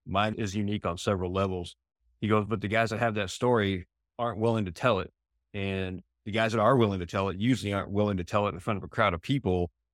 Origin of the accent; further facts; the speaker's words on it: New Hampshire, United States; also born or lived in Arizona; now in San Diego, United States; where I grew up in New Hampshire